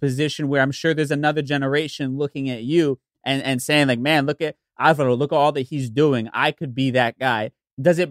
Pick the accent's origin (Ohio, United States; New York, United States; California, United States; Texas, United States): New York, United States; somebody who was born and raised in New York